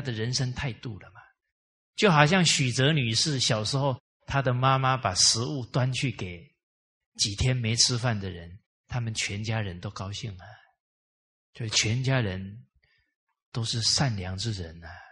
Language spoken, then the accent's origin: Chinese; Malaysia; 给了我们马来西亚华人信心